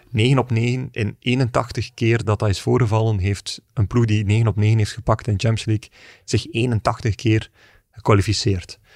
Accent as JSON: {"language": "Dutch", "country": "Belgium"}